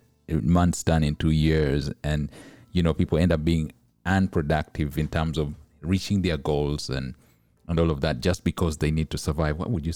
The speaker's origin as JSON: {"language": "English", "country": "Uganda", "said": "I come from East Africa. And in Uganda, East Africa, there's a lot of pressure to just get through the day"}